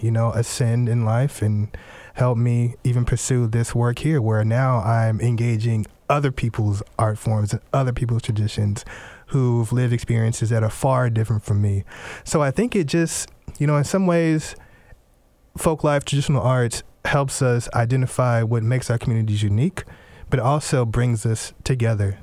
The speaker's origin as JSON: {"language": "English", "town": "Houston", "region": "Texas", "country": "United States", "tie": "born or raised there", "also_born_or_lived": "Tennessee / Louisiana (family)", "moved": "as an adult", "lives_now": "Washington, United States", "said": "the African-American culture that I grew up in down in Houston, Texas"}